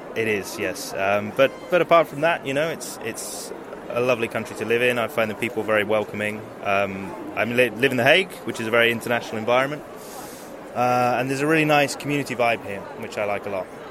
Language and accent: English; United Kingdom; now in Netherlands; being a Brit